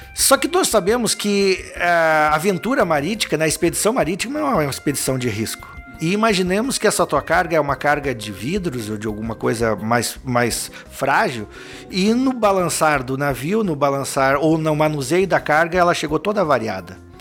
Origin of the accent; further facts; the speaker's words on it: Lages, Santa Catarina, Brazil; moved away as an adult; now in Joinville, Brazil; eu sou natural de Lages, né? Uma cidade do interior do estado.